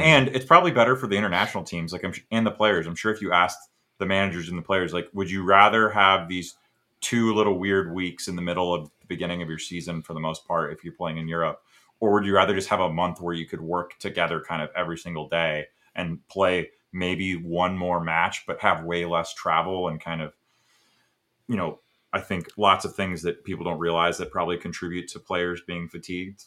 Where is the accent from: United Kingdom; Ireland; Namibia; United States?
United States; as an American